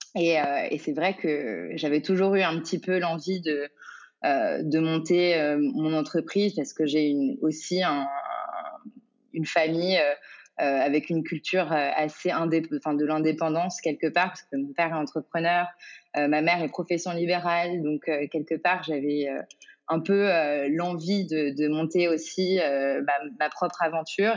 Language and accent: French; Paris, Île-de-France, France; j'ai grandi à Paris